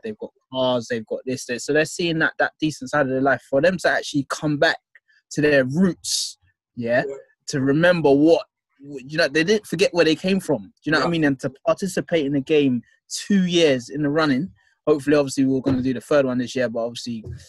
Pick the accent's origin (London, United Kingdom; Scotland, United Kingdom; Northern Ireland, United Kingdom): London, United Kingdom; I'm a guy from Southeast London.